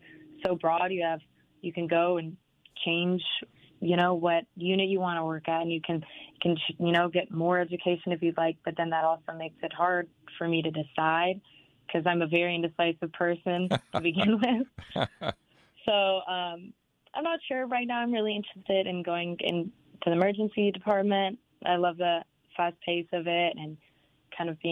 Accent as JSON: {"language": "English", "town": "Renton", "region": "Washington", "country": "United States", "also_born_or_lived": "Pullman, Washington", "moved": "as an adult", "lives_now": "Tri-Cities, United States", "said": "I'm originally from Renton and then did my undergraduate courses in Pullman and then came to the Tri-Cities."}